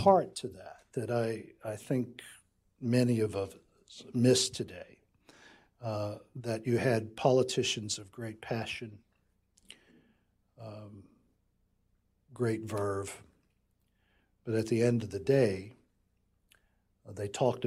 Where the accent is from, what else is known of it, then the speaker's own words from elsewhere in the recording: Fayetteville, North Carolina, United States; My wife and I grew up in Fayetteville, North Carolina, sitting underneath Fort Bragg